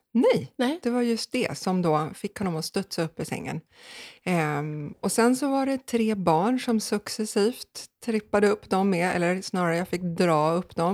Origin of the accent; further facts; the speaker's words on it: Sweden; Tre kvarter härifrån, det här huset, så um, växte jag upp